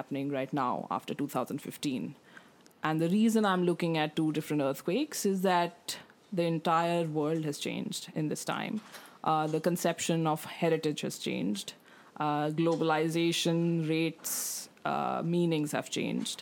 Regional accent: India; now in Australia; as an Indian

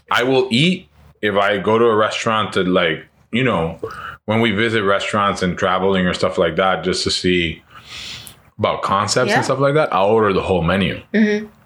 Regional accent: San Juan, Puerto Rico; I was born in San Juan, Puerto Rico

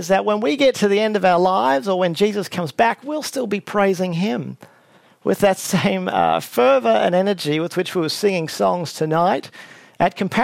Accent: Brisbane, Queensland, Australia; the other major campus in Brisbane, where I grew up

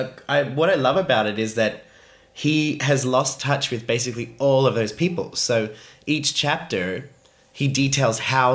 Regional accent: Australia; I am Australian.

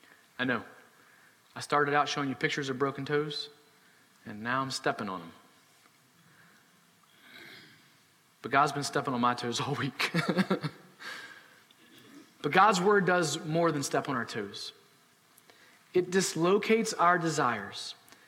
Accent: United States; as American citizens

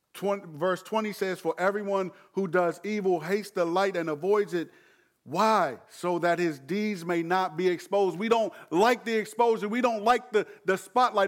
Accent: Landover, Maryland, United States; moved away; Growing up in Landover, I, I, I appreciate ride or die. But I'm not only from Landover now.

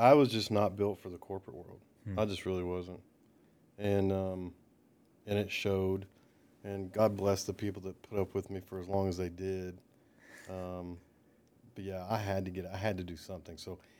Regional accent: Baton Rouge, Louisiana, United States; born there; also born or lived in Dallas, United States / Perry, United States; So I was born in Baton Rouge, Louisiana.

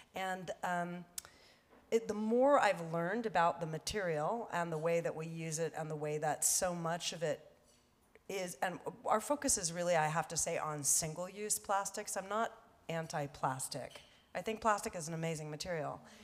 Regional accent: Los Angeles, California, United States; I was born here in Hollywood and used to take the bus uh, down Wilshire to go to the beach

